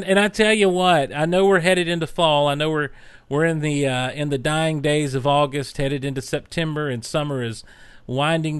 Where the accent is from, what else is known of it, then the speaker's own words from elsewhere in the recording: the South, Southern United States, United States; accent: Southern drawl; I've not lost my Southern draw